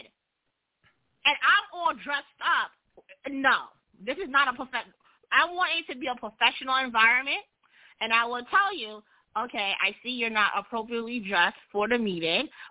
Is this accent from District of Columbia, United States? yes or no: no; New York, United States; I'm from New York